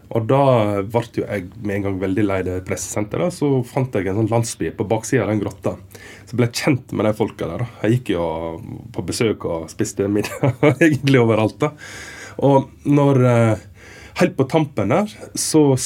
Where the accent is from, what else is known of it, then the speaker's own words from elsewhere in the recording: Western Norway, Vestland, Norway; moved away as an adult; also born or lived in Stryn; now in Berlin, Germany; jeg er fra Vestlandet